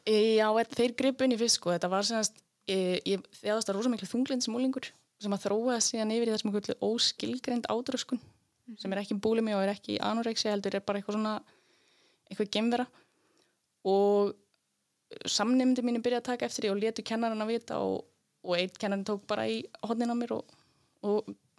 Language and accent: Icelandic; Laugar, Northeastern Region, Iceland; moved away as an adult; also born or lived in Reykjavík; ég er frá laugum í Reykjadal mm -hmm. En ég ólst upp í Reykjavík handli á tíu ára